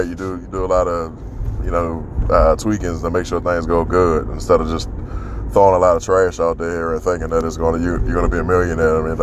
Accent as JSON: {"language": "English", "town": "Washington", "region": "District of Columbia", "country": "United States", "tie": "born or raised there", "said": "my hometown, D.C."}